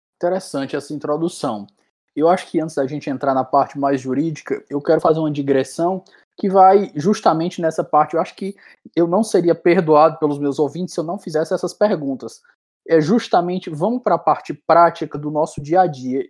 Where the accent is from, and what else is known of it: Ceará, Brazil